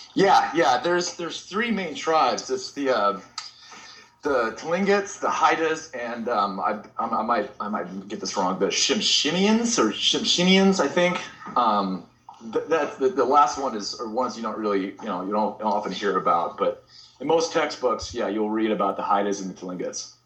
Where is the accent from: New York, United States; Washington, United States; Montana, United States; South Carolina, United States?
Washington, United States; Bainbridge Island; moved away as an adult; also born or lived in Long Beach, California; now in Portland, United States; I grew up on Bainbridge Island, Washington